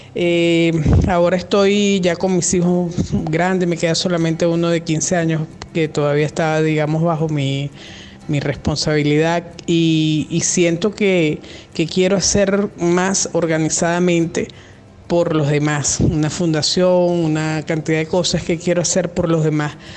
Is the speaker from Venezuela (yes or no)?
yes; Venezuela; yo soy venezolana, estoy acá en Venezuela